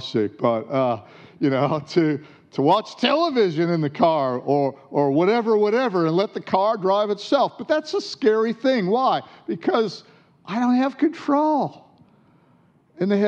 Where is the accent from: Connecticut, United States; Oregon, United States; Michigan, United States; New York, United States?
Michigan, United States; Detroit; now in Australia; where I grew up in Detroit